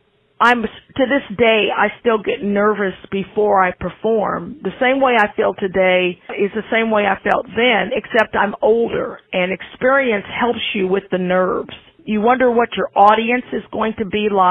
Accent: Independence, Missouri, United States; also born or lived in Moundville, Alabama; now in Kansas City, United States; Independence, Missouri, which is where I was raised and where I grew up

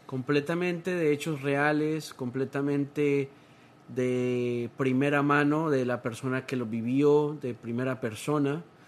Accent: Honduras; now in United States; yo soy de Honduras

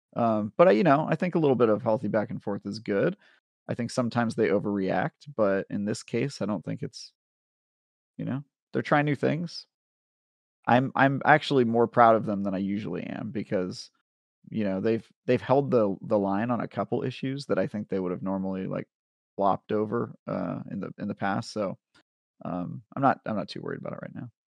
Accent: California, United States; now in San Francisco, United States; As a Californian

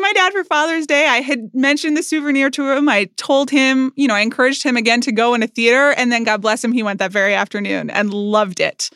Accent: United States; I'm an American.

